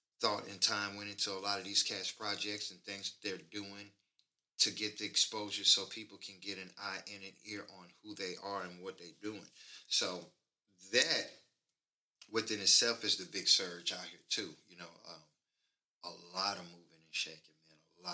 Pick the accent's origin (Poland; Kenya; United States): United States; Monroe, Louisiana; also born or lived in Atlanta / New York; now in Dallas-Fort Worth, United States; I was born and raised in Monroe, Louisiana